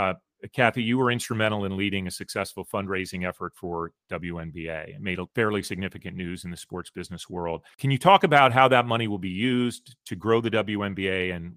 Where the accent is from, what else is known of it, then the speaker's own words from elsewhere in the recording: Chicago, Illinois, United States; Chicago, one of a three or four towns I call my hometown, which I get a lot of grief for, and rightfully so.